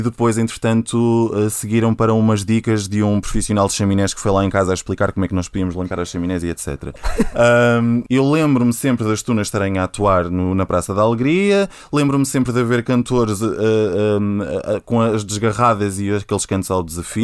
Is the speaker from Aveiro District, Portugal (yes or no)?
no; Porto District, Portugal; moved away as an adult; now in Lisbon, Portugal; sou do Distrito do Porto, estou em Lisboa há quase 5 anos